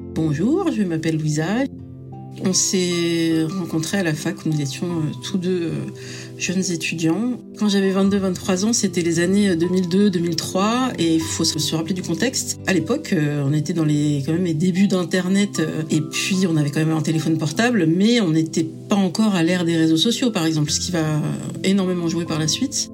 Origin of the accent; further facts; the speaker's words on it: France; je suis euh, française dans le sens où je suis née en France et c'est ma culture